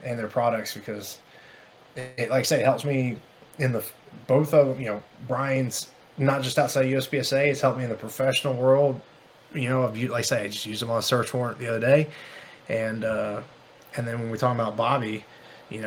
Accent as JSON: {"language": "English", "region": "the South", "country": "United States", "said": "I'm from the South"}